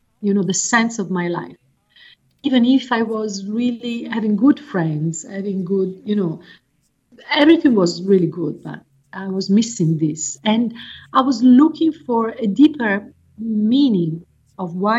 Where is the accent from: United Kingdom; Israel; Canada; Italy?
Italy; Florence, Tuscany; moved away as an adult; now in Damanhur, Italy; I was born in Florence